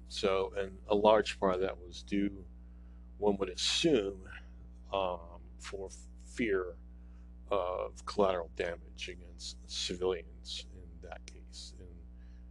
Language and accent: English; United States